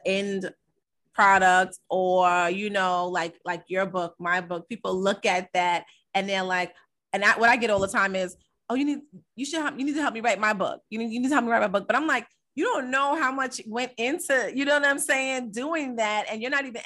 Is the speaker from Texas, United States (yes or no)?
no; Amityville, New York, United States; I'm from Amityville